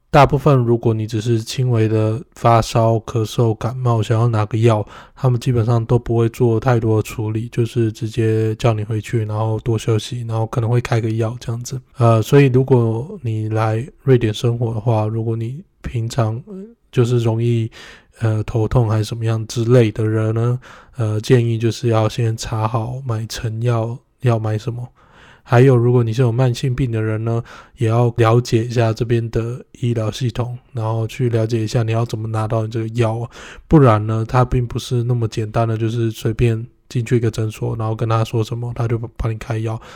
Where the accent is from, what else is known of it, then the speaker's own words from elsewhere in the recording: Taiwan; moved away as an adult; now in Sweden; 我们台湾人